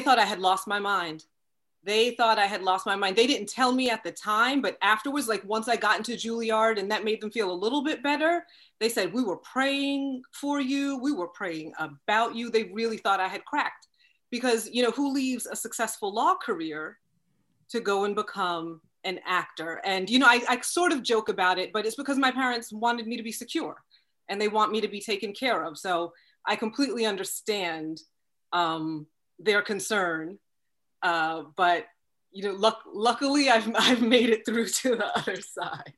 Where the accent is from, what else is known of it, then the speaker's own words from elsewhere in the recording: Long Island, New York, United States; moved away as an adult; grew up on Long Island, went to school in Long Island, didn't leave Long Island until I went to college